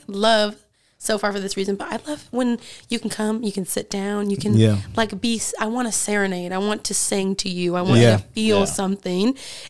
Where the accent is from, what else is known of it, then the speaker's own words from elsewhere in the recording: Fairfield, California, United States; now in Oakland, United States; I grew up in Fairfield, California.